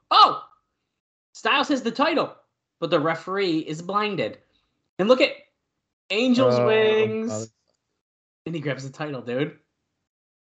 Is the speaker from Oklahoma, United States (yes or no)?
no; New York, United States; accent: New York; our New York accents